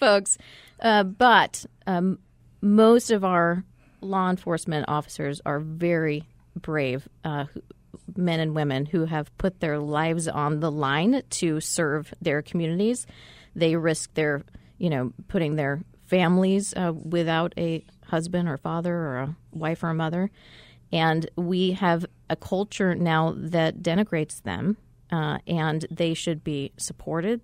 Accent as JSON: {"language": "English", "region": "Arizona", "country": "United States", "tie": "born or raised there", "also_born_or_lived": "New Mexico / Texas", "said": "I was born in New Mexico, but my family moved to Arizona when I was seven"}